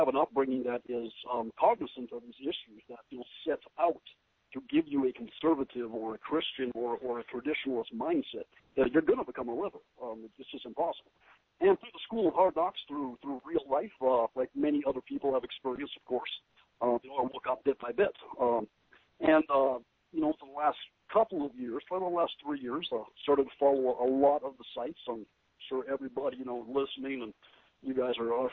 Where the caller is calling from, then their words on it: Tennessee, United States; I'm calling you from Tennessee.